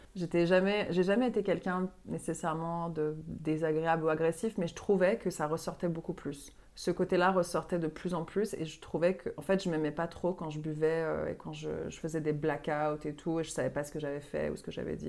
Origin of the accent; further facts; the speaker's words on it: Montreal, Quebec, Canada; moved away as an adult; also born or lived in Paris / Marseille; now in France; je suis donc euh, québécoise à la base, euh, née à Montréal. J'ai grandi là-bas